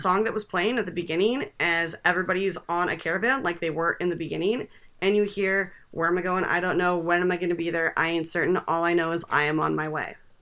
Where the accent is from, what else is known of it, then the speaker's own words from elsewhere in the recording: California, United States; I grew up in California